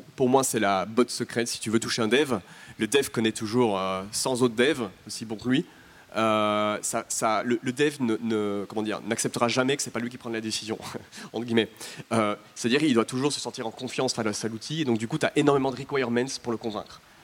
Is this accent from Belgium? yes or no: yes; Belgium; je suis belge